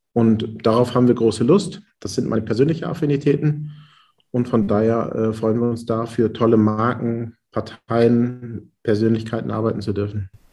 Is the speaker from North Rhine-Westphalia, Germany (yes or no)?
yes; Haltern am See, North Rhine-Westphalia, Germany; ich komme ja aus Münsterland, aus Haltern am See und äh, bin der Zweitgeborene aus einem elterlichen Bäckereibetrieb.